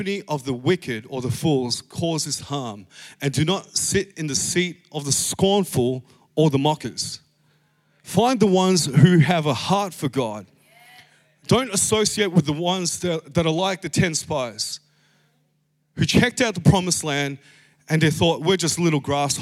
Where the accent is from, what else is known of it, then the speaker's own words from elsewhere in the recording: Philippines; I'm Filipino.